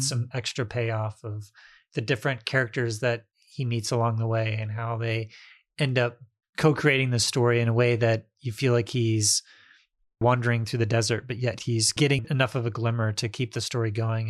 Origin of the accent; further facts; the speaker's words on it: Indiana, United States; moved away; also born or lived in Baltimore; where I grew up in Indiana